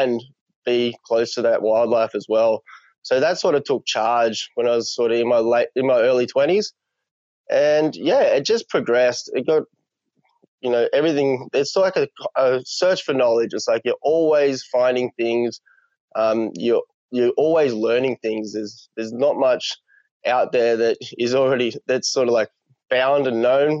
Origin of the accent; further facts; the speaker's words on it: Blaxland, New South Wales, Australia; I grew up in the Blue Mountains, in the lower Blue Mountains, a little town called Blaxland